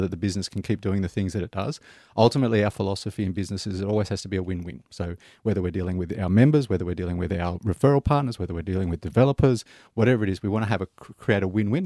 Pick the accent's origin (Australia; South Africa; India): Australia; Sydney, New South Wales; now in Melbourne, Australia; I'm originally from Sydney, so I'm, oh, yeah? I'm, an old Sydney boy, but I've been in Melbourne since 2001